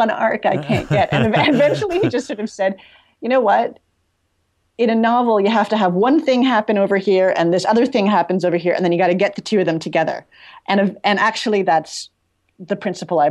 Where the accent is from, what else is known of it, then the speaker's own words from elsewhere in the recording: Toronto, Ontario, Canada; I grew up sort of in Midtown Toronto